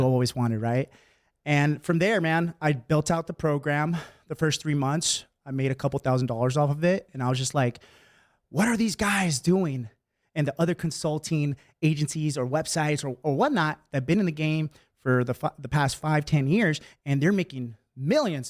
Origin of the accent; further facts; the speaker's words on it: Bay Area, California, United States; moved away as an adult; also born or lived in San Francisco; now in San Diego, United States; I was born and raised in the Bay Area, and I was there my entire life